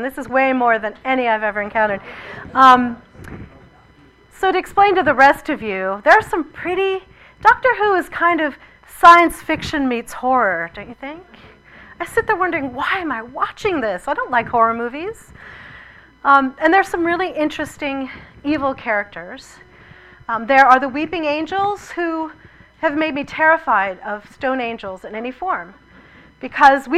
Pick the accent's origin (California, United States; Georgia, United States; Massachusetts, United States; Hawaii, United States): Massachusetts, United States; I was born in Massachusetts